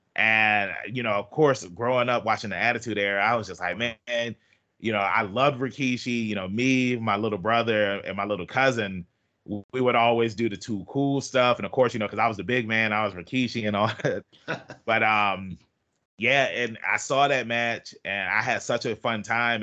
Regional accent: Norfolk, Virginia, United States; I'm from Norfolk, Virginia

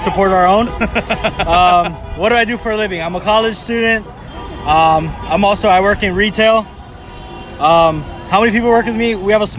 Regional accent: Ewa Beach, Hawaii, United States; I'm from Eva Beach.

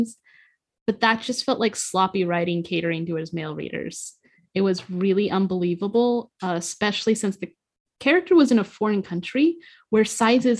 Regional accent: United States; As an American

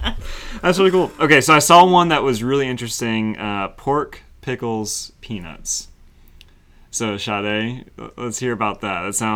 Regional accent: Winston-Salem, North Carolina, United States; also born or lived in the Triangle, North Carolina; I grew up in Winston-Salem. That's all tobacco. Uh-huh. And then I now live in the Triangle

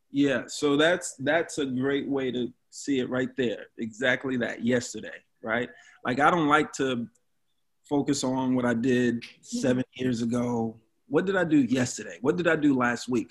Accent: New York City, New York, United States; I'm from Brooklyn. From Brooklyn

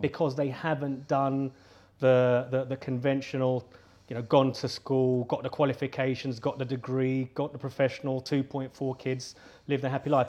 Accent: London, United Kingdom; I grew up in London

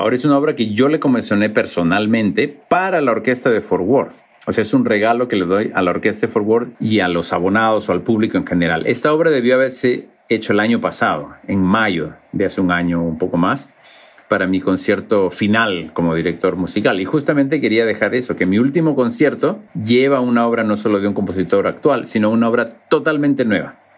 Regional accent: Lima, Peru; moved away; also born or lived in Cusco; Lima ha cambiado muchísimo, porque creo que hay 10 veces más la cantidad de gente que había cuando yo, yo me crié ahí

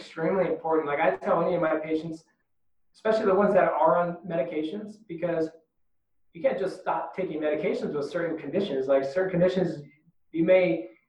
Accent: United States; being American

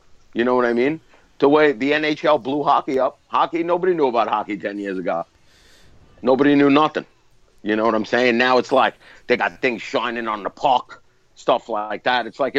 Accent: New York City, New York, United States; I grew up in Brooklyn.

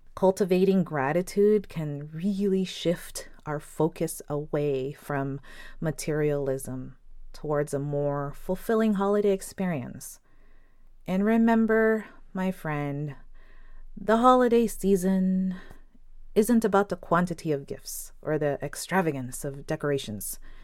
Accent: Philippines; I'm Filipino

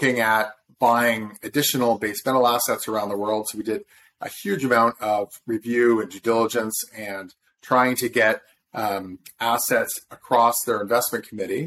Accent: Southern Ontario, Canada; also born or lived in Toronto, Canada; I'm from Southern Ontario, but I went down to Harvard for undergrad

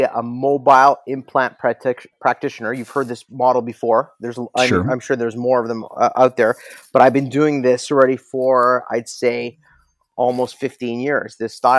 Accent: Toronto, Ontario, Canada; I was born in Toronto. My parents are from Kiev, Ukraine

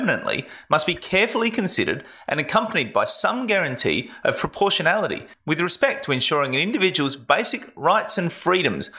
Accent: South Australia, Australia; my home state

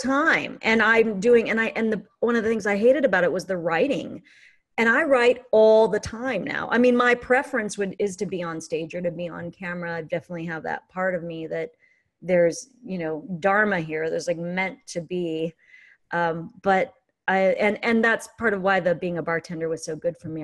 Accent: Fullerton, California, United States; moved away as an adult; also born or lived in Newport Beach / Placentia; now in Santa Cruz, United States; I grew up in Fullerton and Placentia.

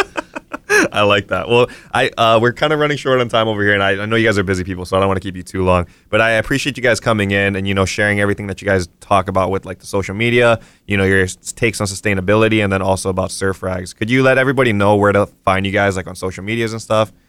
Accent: Kauai, Hawaii, United States; I'm from Kauai originally.

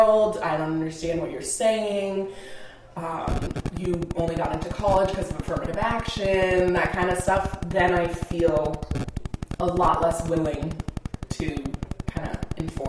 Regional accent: South Burlington, Vermont, United States; We grew up in South Burlington, which is a pretty homogenous area

